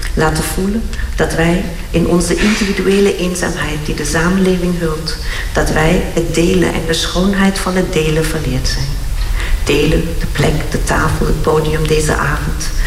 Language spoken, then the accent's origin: Dutch; Syria; now in Netherlands; Ik ben uit Syrië oorspronkelijk